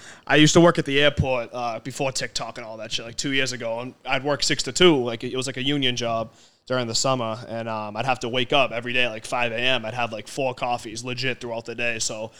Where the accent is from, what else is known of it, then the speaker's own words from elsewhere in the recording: Boston, Massachusetts, United States; East Boston. Born and raised still